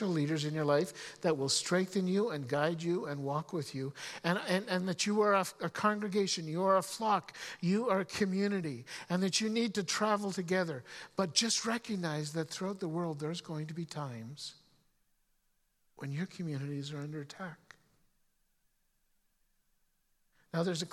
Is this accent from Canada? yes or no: yes; Canada; as a Canadian. Now, some of you have heard stories of me talking about growing up and growing up in the mountains